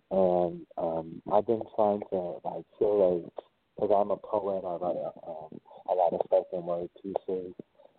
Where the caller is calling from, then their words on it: New Orleans, Louisiana, United States; also born or lived in Minneapolis, Minnesota; I'm calling from New Orleans, but my phone number is a Minnesota, Minneapolis phone number.